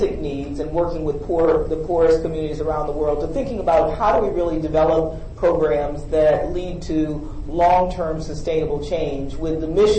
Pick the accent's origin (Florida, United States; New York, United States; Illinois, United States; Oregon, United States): New York, United States; Buffalo; I'm from Buffalo, New York